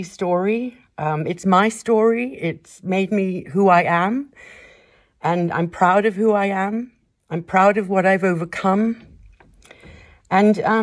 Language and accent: English; Kenya; moved away; my life growing up in Kenya